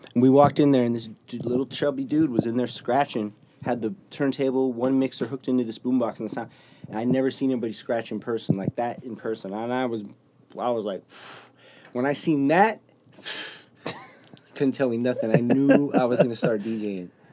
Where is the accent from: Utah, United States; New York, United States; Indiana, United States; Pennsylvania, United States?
Utah, United States; West Valley City; I was born at Granger Hospital in West Valley, right there on 35th, and I went to Granger Elementary, went to Valley Junior High